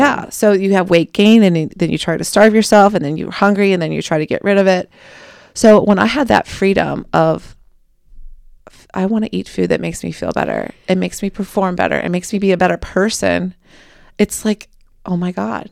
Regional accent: Cincinnati, Ohio, United States; moved away as an adult; now in Kentucky, United States; I'm mostly based in Kentucky, but I'm from Cincinnati

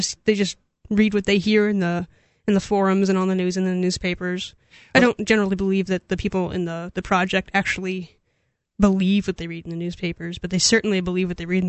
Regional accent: Keene, New Hampshire, United States; I grew up in Keene. I went to Monadnock, which is a school in Swansea, which is next to Keene.

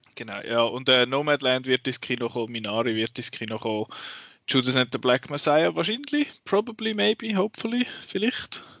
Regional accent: Switzerland; bei uns in der Schweiz

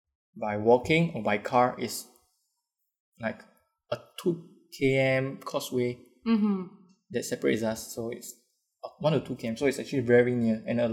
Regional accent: Singapore; Oh, my parents are from Malaysia. Okay. I was born in Singapore, so right. I'm Singaporean.

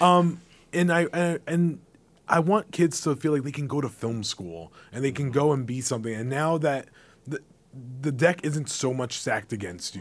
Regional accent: United States; I grew up in the, the backyard of New York City

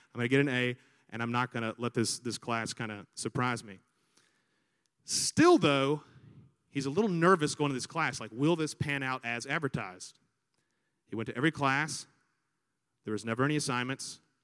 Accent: Montgomery, Alabama, United States; also born or lived in San Diego, California / Virginia Beach, Virginia; we moved to Montgomery, Alabama when I was six years old because that's where he had grown up and I, and I was there ever since

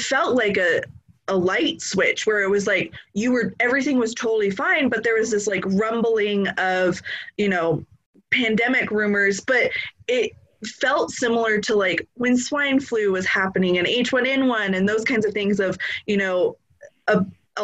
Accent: California, United States; moved away as an adult; also born or lived in Texas; now in Idaho, United States; I'm originally from California

